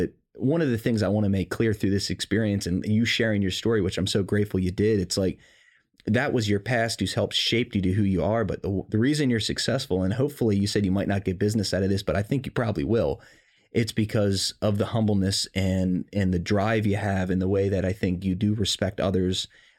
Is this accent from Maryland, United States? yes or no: yes; Maryland, United States; This is not something you brag about at school when everyone else, I came from Howard County. It's a wealthy area.